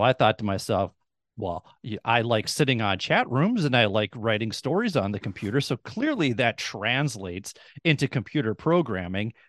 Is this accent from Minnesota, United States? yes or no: yes; Minnesota, United States; moved away as an adult; also born or lived in Duluth, Minnesota / Rochester, Minnesota; I'm born and raised in Minnesota. I've spent the first 44 years of my life in Minnesota.